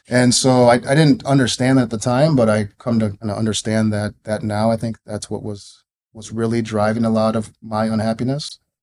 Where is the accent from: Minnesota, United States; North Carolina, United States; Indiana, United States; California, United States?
Minnesota, United States; Minneapolis; I grew up in the Twin Cities, went to Richfield High School